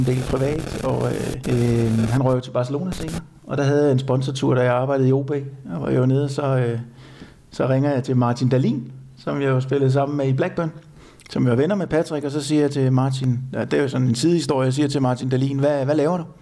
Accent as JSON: {"language": "Danish", "country": "Denmark"}